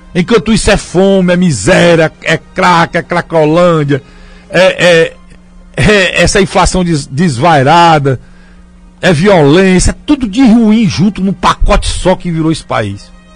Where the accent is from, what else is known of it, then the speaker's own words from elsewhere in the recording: Northeast Brazil, Brazil; nós somos discriminados aqui, como nordestinos